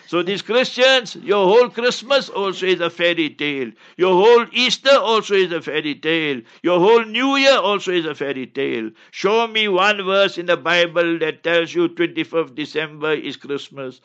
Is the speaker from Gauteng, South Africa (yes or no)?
yes; Heidelberg, Gauteng, South Africa; I was born in Heidelberg, a stronghold of the Nationalist Party